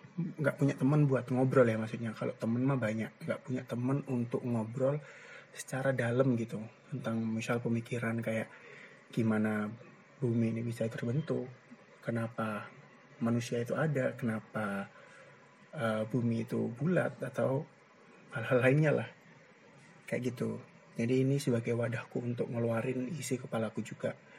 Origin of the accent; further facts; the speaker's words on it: Gresik, East Java, Indonesia; also born or lived in Ponorogo; aku tinggal dan besar di Gersik tepatnya di daerah Triorjo lah sekitar-sekitar situ